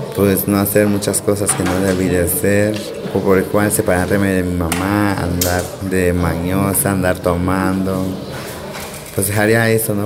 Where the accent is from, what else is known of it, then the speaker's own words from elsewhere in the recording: Playa Vicente, Veracruz, Mexico; Soy de Playa Vicente, Veracruz